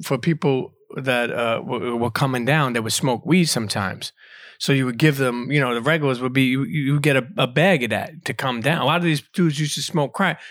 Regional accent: New York City, New York, United States; also born or lived in Bensonhurst, Brooklyn; I grew up in Coney Island, and then I moved to Bensonhurst

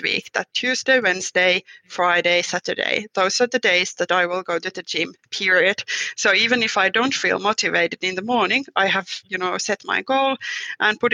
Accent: Finland

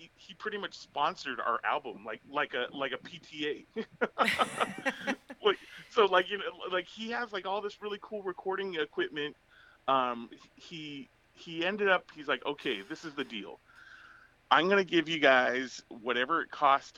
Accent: Southern California, United States; Growing up in Southern California

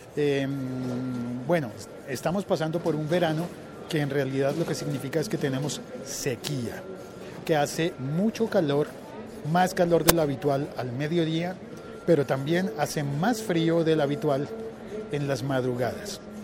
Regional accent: Colombia; se supone que en mi país no hay, no hay estaciones

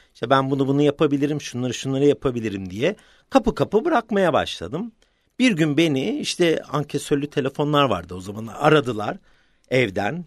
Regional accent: London, United Kingdom; Öncelikle 1972 doğumluyum, Londra doğumluyum.

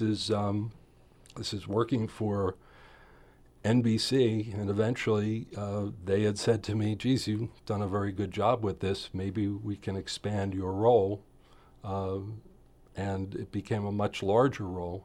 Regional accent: Philadelphia, Pennsylvania, United States; moved away as an adult; also born or lived in Poconos, Pennsylvania; now in Southern Oregon, United States; Philadelphia neighborhoods were wonderful in that you, they were all row houses where I grew up.

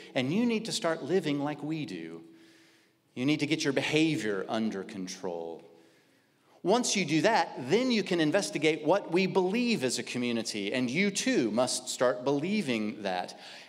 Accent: Kansas, United States; Okay, I grew up in Kansas in a very, very conservative church.

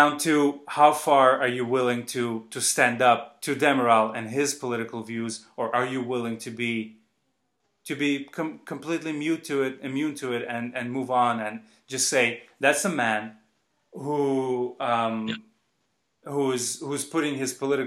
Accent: Baku, Azerbaijan; I grew up in Azerbaijan.

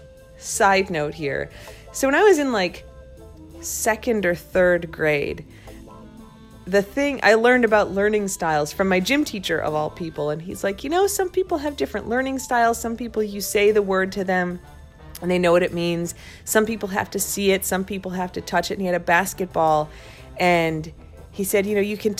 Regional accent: Crystal Lake, Illinois, United States; now in Washington, D.C., United States; So when I was a kid, I grew up in Crystal Lake, Illinois, which is like 60 miles northwest of Chicago

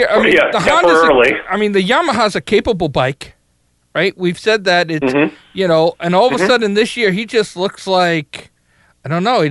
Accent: New York, United States; I'm from New York, so I just hate Jersey.

